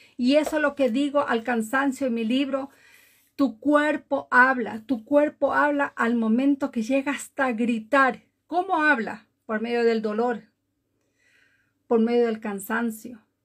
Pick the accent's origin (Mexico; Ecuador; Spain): Ecuador; Galápagos; now in Norway; Vivo en Noruega desde hace muchísimos años, pero nací en Galápagos, Ecuador.